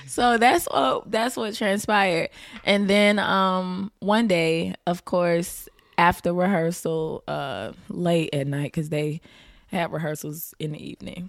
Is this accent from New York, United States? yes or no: no; Tampa, Florida, United States; also born or lived in Riverview, Florida; I grew up in Tampa